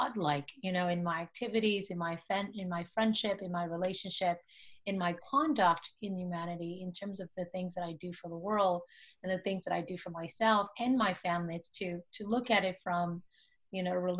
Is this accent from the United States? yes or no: no; Nigeria; I grew up in Nigeria